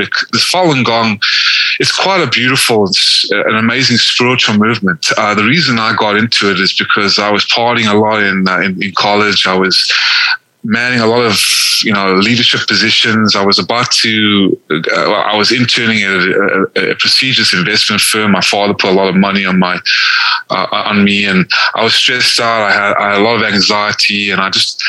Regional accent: South Africa; also born or lived in Atlanta, Georgia, United States; now in United States; The only reason I was born in South Africa is because my family that was slaughtered in the Holocaust in Lithuania and Hungary, what was left of them fled to South Africa. I was born. And then I moved to America, into Atlanta, Georgia, in the South.

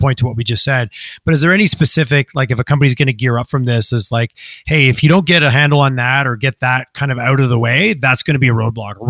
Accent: Southern Quebec, Canada; I grew up on a farm in Southern Quebec.

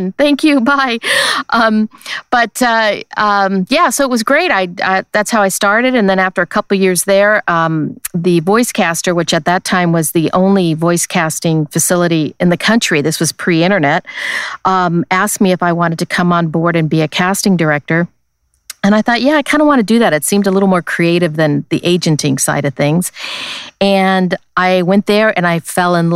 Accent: Los Angeles, California, United States; I grew up here in Los Angeles

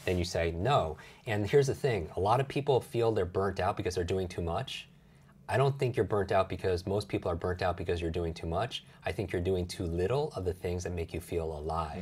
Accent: Westchester, New York, United States; I grew up outside New York City yeah. in, in Westchester, New York

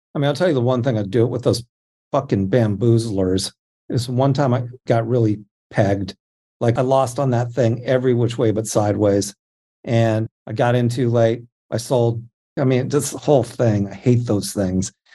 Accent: Anaheim, California, United States; I grew up in Anaheim

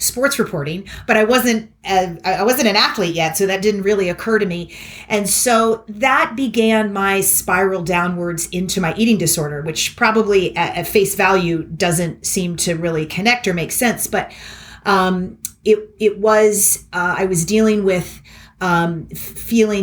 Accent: Kentucky, United States; moved away as an adult; also born or lived in Philadelphia / New York City; a really well-rounded and loving childhood growing up in Kentucky

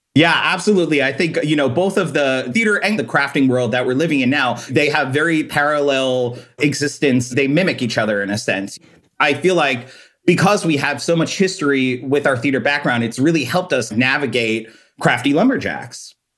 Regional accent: Long Island, New York, United States; Well, I'm originally from Long Island, New York. I grew up with my mom and dad and my older brother.

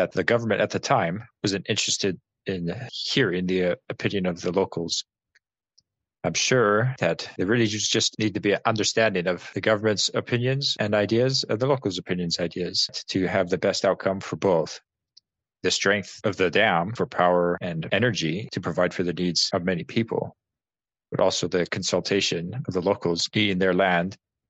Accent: Peace Country, British Columbia, Canada; That's one of the reasons in our heritage why we are from the Peace Country.

